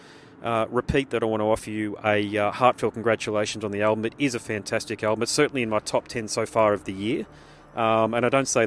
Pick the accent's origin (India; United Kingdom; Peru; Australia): Australia; being an Aussie